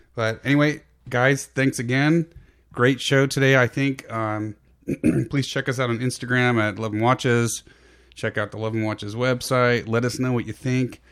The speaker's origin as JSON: {"language": "English", "area": "San Francisco Peninsula, Bay Area", "region": "California", "country": "United States", "tie": "born or raised there", "lives_now": "Sacramento foothills, United States", "said": "Both P G and I grew up on the peninsula between San Jose and San Francisco"}